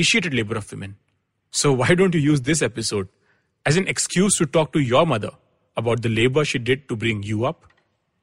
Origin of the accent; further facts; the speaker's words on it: Anand, Gujarat, India; I grew up in Anand, a sleepy town in Gujarat